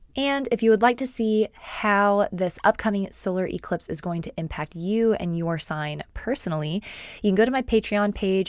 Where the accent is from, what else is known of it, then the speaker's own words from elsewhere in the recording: Austin, Texas, United States; I am from Austin, Texas